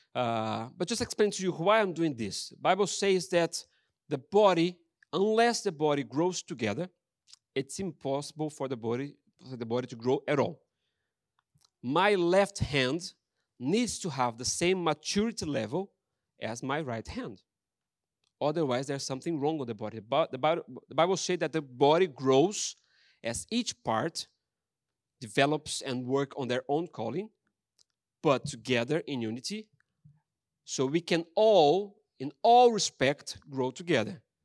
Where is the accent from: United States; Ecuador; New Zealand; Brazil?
Brazil; English is a second language; moved away as an adult; now in Ross-on-Wye, United Kingdom; I'm Brazilian